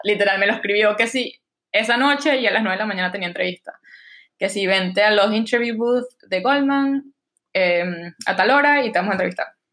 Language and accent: Spanish; Barquisimeto, Lara, Venezuela; accent: Venezuelan; moved away as an adult; now in New York, United States; soy de Barquisimeto, como sabes, como mi nahuara te lo puedo decir, em, crecí en Venezuela, fui al colegio en Venezuela